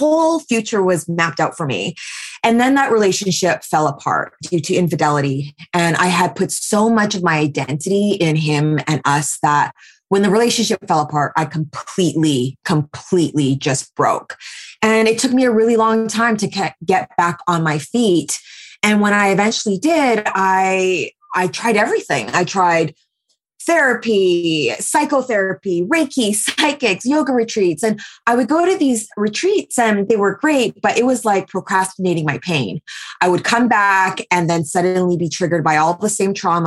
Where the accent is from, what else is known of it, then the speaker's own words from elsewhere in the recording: Vancouver, British Columbia, Canada; moved away as an adult; also born or lived in New York; I am 39 and I was born and raised in Vancouver, but I spent the last 8 years in New York and then just moved back to Vancouver during the pandemic.